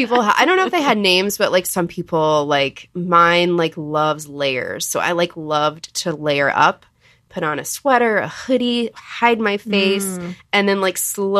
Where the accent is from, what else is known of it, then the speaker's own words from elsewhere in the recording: Texas, United States; I'm from Texas, which isn't technically the South